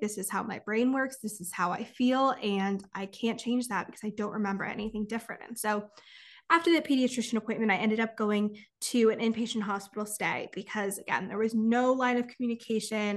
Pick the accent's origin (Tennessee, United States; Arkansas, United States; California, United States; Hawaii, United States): California, United States; I'm from California